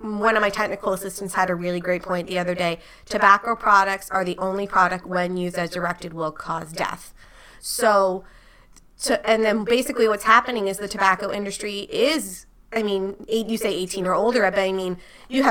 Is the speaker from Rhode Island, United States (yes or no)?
yes; Rhode Island, United States; I'm from Rhode Island